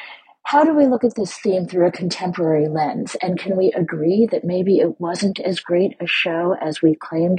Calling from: Carlisle, Massachusetts, United States; I am calling from Carlisle, Massachusetts.

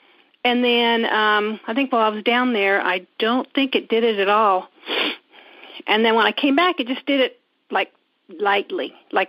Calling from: Indiana, United States; I am from Indiana.

